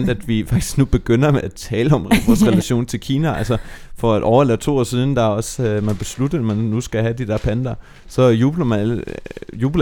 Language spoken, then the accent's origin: Danish; Germany; nu er jeg opvokset i Tyskland